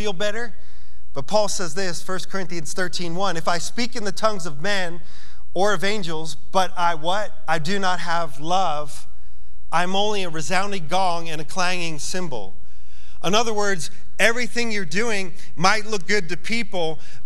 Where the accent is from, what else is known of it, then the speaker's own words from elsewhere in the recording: New York, United States; I'm from New York